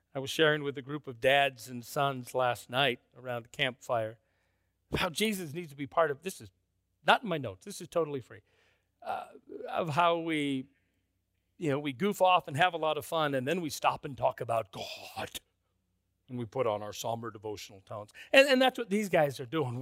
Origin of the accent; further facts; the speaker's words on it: Minneapolis, Minnesota, United States; I grew up in First Freeman, Minneapolis